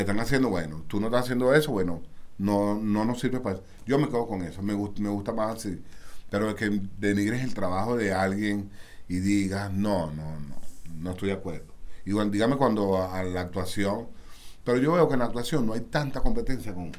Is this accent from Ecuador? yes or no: no; Caracas, Capital District, Venezuela; Yo soy muy caraqueño.